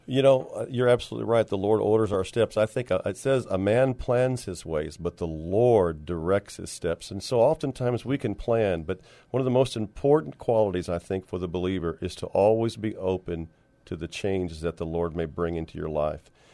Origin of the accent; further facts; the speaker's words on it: San Antonio, Texas, United States; moved away as an adult; also born or lived in Dallas / California; I was born and raised here, but left in the, uh, early to mid eighties